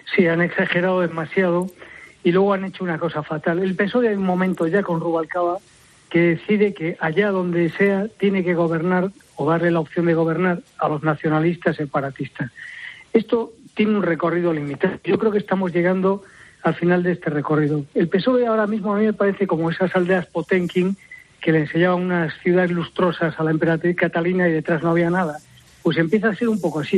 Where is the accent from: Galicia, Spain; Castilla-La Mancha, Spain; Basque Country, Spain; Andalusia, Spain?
Galicia, Spain; A Coruña; siendo yo gallego